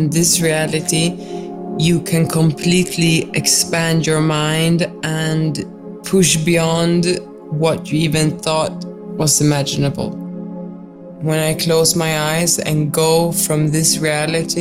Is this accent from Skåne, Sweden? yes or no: no; Stockholm, Stockholm County, Sweden; moved away as an adult; also born or lived in Berlin; now in Damanhur, Italy; I come from Sweden. I grew up in Stockholm.